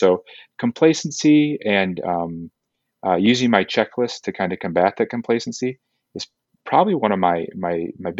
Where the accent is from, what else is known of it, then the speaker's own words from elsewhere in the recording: Kalamazoo, Michigan, United States; moved away as an adult; also born or lived in Los Angeles, California; now in Southern California, United States; I grew up in Kalamazoo, Michigan